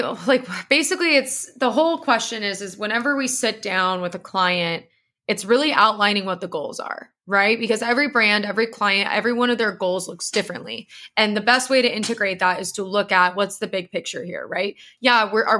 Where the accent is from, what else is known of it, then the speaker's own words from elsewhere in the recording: San Diego, California, United States; And, you know, I came from San Diego